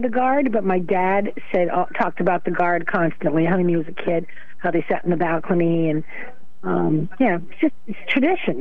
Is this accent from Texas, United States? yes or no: no; Waterford, Connecticut, United States; grew up in Waterford, but um, my family's from New London